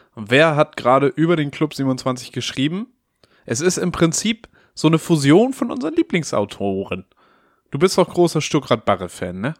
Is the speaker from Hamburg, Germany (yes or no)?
yes; Hamburg, Germany; Als gebürtiger Hamburger